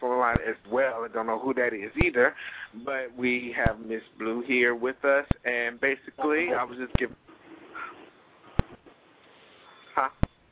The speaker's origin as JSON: {"language": "English", "area": "Hampton Roads", "region": "Virginia", "country": "United States", "tie": "born or raised there", "said": "calling in from my hometown of the Hampton Roads area"}